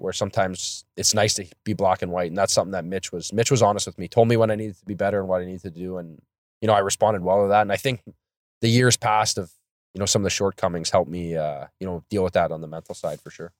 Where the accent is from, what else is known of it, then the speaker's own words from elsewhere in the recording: Thunder Bay, Ontario, Canada; I grew up in Thunder Bay, Ontario, so it's pretty much snow